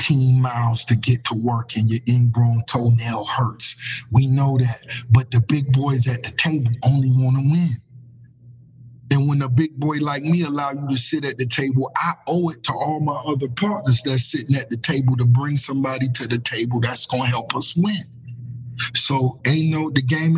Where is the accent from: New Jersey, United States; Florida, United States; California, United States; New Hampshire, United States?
Florida, United States; Miami; growing up in Miami